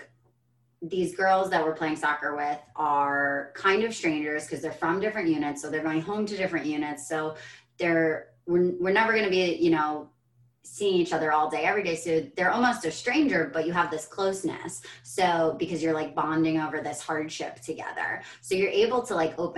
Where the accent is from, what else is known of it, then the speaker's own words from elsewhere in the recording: United States; I'm an American